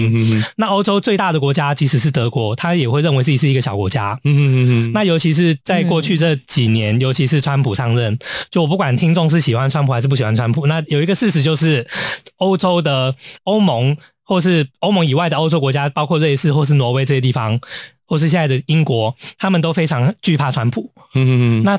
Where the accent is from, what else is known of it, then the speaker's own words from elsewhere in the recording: Hong Kong; 其实我们香港人看到会觉得大快人心